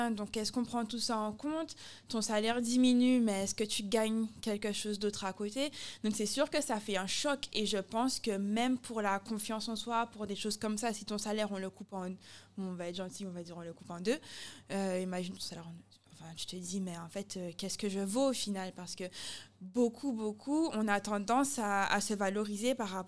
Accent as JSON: {"language": "French", "country": "Guadeloupe", "also_born_or_lived": "Italy", "moved": "yes", "said": "j'aime beaucoup les Guadeloupéens, je suis guadeloupéenne"}